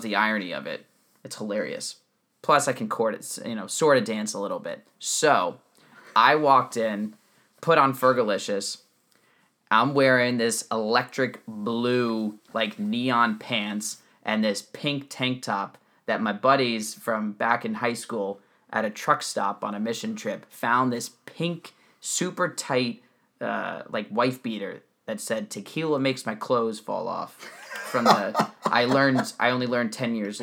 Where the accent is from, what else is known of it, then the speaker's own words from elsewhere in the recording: New Jersey, United States; I grew up in New Jersey, where nobody went to public schools